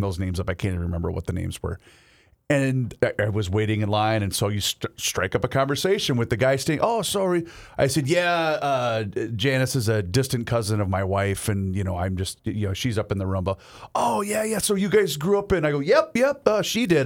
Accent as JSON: {"language": "English", "town": "Faribault", "region": "Minnesota", "country": "United States", "tie": "born or raised there", "moved": "yes", "said": "when I was growing up in Faribault"}